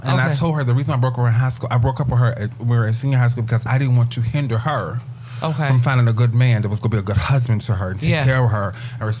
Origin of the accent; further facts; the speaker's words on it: Virginia, United States; moved away; I'm from Virginia.